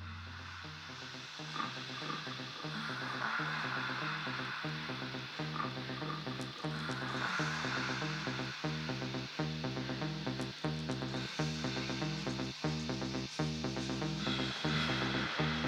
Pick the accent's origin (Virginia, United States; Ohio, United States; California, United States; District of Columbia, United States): District of Columbia, United States; Washington; Growing up in Washington, D.C.